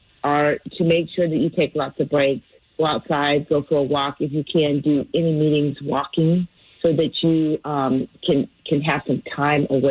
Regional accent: California, United States; moved away; I'm from California

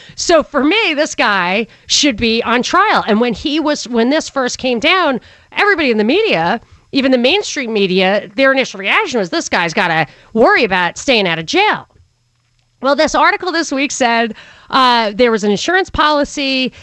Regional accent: New York, United States; I'm from New York

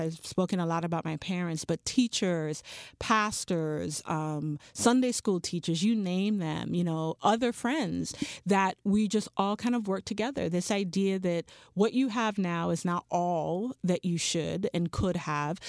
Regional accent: Charlotte Amalie, U.S. Virgin Islands; moved away; I grew up in Saint Thomas, U S Virgin Islands

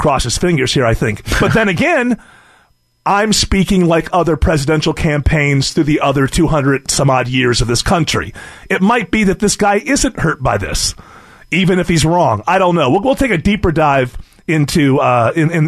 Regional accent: United States; I'm an American

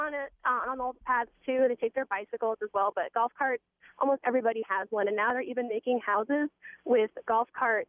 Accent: Peachtree City, Georgia, United States; born or raised there

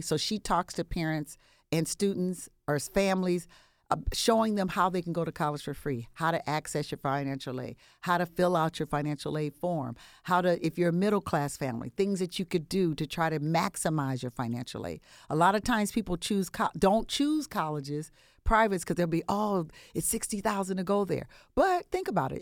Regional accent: Compton, California, United States; I'm from the West Coast, born and raised Compton, California

